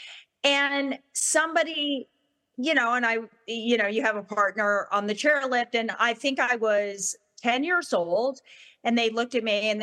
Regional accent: Ketchum, Idaho, United States; I grew up in Sun Valley, Idaho, Ketchum, Idaho.

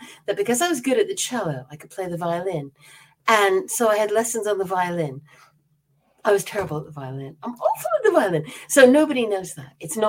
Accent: South Korea; born there; also born or lived in Bangkok, Thailand / Singapore / Myanmar; I was born in Korea, and then I lived in Bangkok and Singapore and Myanmar because my father was in the State Department. I was American. I'm still American.

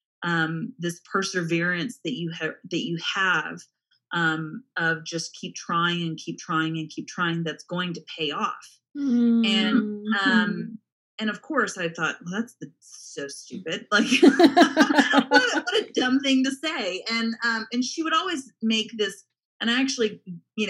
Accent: Dallas-Fort Worth area, Texas, United States; I actually grew up in the Dallas-Fort Worth area

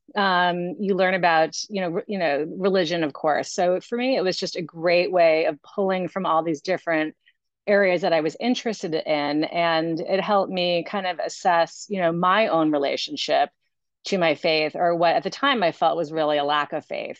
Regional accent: New York City, New York, United States; also born or lived in Massachusetts; now in Long Island, United States; I actually grew up in New York City

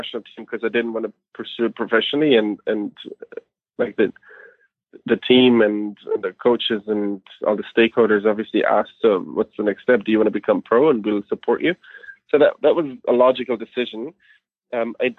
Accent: Germany; moved away; I'm from Germany originally. Soccer is big in Germany. So I played soccer for many years as a kid.

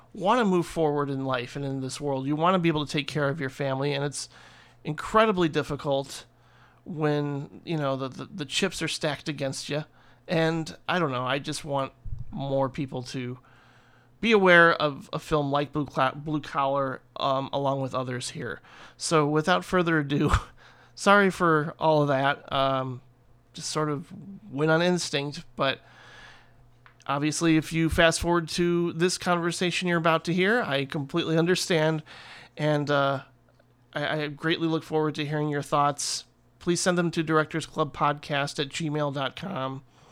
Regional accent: Northwest Indiana, United States; where I grew up in Northwest Indiana, just out in Crown Point

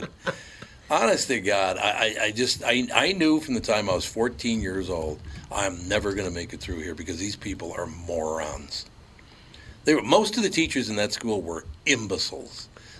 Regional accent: Minneapolis, Minnesota, United States; I literally grew up growing up in North Minneapolis and you know, going to St. Joe's and St. Anne's, pretty sequestered in Catholic school.

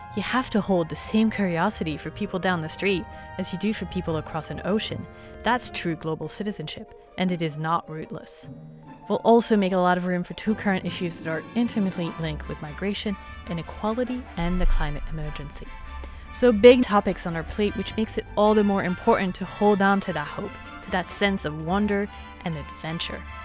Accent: France; moved away; growing up in France then

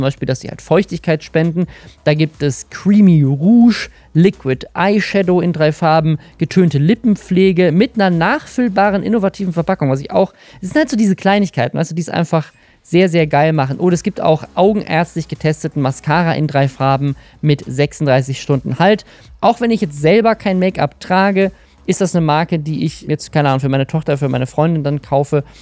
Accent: Oldenburg, Lower Saxony, Germany; in meiner Heimatstadt Oldenburg, in der ich auch wohne und arbeite

